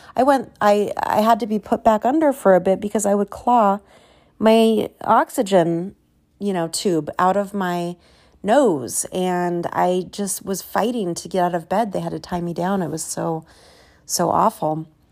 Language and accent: English; Southern California, United States; I was, uh, born and raised in Southern California